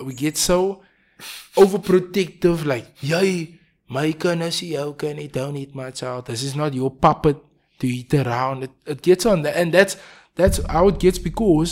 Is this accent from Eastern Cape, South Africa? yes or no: no; Cape Town, Western Cape, South Africa; I'm from Manenberg.